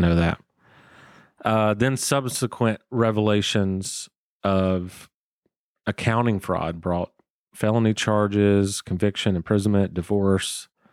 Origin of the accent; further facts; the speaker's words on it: Waycross, Georgia, United States; moved away as an adult; now in Atlanta, United States; I grew up in Waycross, Georgia